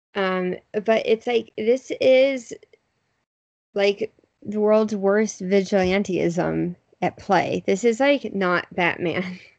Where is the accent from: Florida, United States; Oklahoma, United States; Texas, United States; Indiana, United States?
Texas, United States; Houston; my hometown